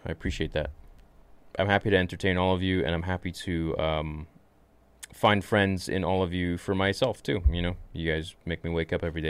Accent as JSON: {"language": "English", "country": "Canada", "said": "I'm Canadian"}